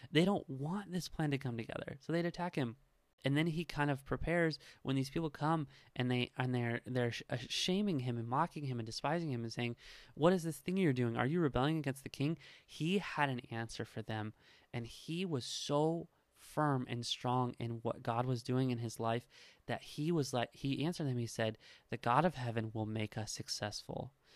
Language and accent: English; Nebraska, United States; I am from Nebraska